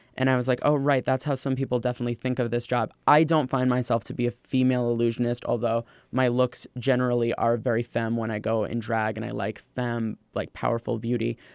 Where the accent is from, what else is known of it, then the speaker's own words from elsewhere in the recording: Los Angeles, California, United States; now in New York, United States; growing up in Los Angeles